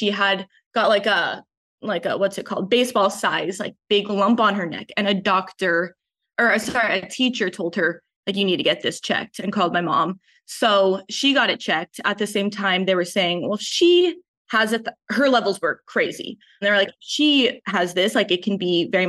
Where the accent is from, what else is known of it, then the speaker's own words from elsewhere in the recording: Palos Verdes, California, United States; I'm from Palos Verdes, so like the South Bay